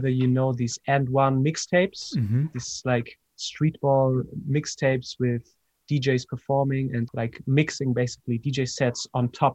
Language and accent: English; Hamburg, Germany; moved away as an adult; also born or lived in Ibiza; now in Berlin, Germany; I grew up in Hamburg, north of Germany